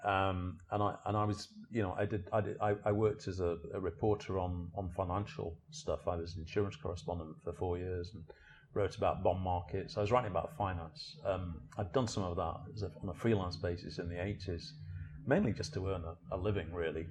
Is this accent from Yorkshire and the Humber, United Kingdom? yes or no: yes; Sheffield, Yorkshire and the Humber, United Kingdom; moved away as an adult; also born or lived in Liverpool / South America / Central America / South Africa; now in London, United Kingdom; I was born in Sheffield in, in the South Yorkshire in, in England, so I'm a northerner